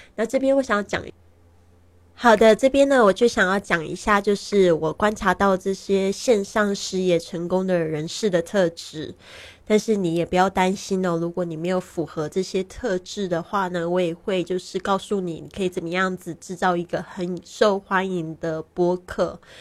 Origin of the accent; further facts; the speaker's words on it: Taiwan; moved away as an adult; also born or lived in Shanghai, China; now in Barcelona, Spain; 今年二零一九年呢，我是三十六岁，很多人都看不出我的年龄，因为我常常旅行，心情保持愉快，所以不会显老。我出生在台湾，但是呢，呃，其实我爸爸是在上海出生的